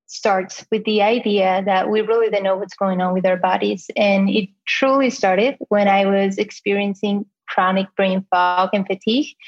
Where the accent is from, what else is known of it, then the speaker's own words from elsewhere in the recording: Spain; accent: Spanish; English is a second language; moved away as an adult; now in United States; I am 30 years old and this accent that you hear is from Spain originally. I came to the US about eight, nine years ago.